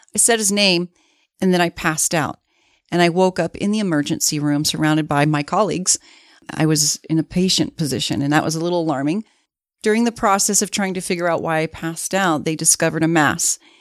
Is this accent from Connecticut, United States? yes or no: no; Miami, Florida, United States; moved away as an adult; now in Salt Lake City, United States; I was born and raised in Miami. Florida.